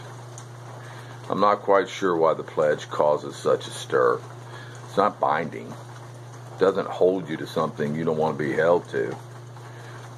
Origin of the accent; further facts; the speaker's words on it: Melbourne, Florida, United States; here in my hometown of Melbourne, Florida, for the past 35 years